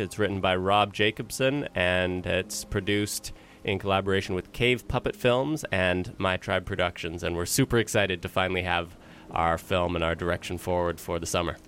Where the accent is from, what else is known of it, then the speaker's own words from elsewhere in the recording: Vancouver, British Columbia, Canada; I was born and raised here in Vancouver